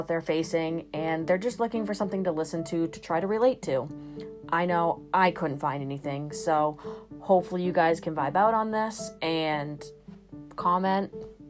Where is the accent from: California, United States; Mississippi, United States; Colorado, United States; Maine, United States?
Maine, United States; I'm just from Maine, small town girl